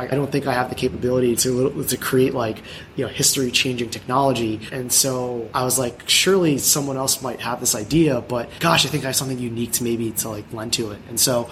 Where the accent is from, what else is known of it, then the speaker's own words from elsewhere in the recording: United States; I'm Filipino American